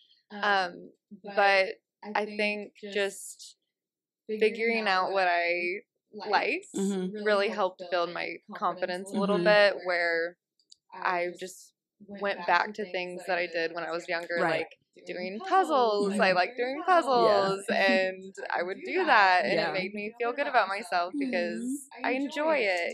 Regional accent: the South, United States; I was raised in the South

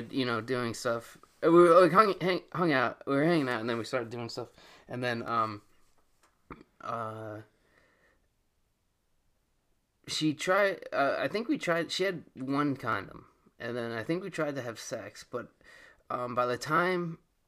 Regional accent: New York, United States; I'm from New York

